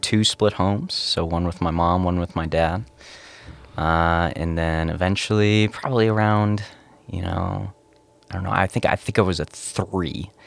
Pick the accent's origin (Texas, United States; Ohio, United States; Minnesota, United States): Minnesota, United States; Cloquet; moved away as an adult; also born or lived in Wisconsin; I came from Cloquet, Minnesota, born and raised for eighteen years